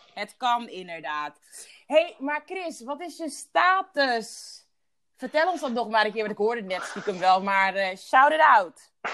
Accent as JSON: {"language": "Dutch", "country": "Curaçao", "tie": "born or raised there", "said": "ik geboren ben op Douche Curaçao"}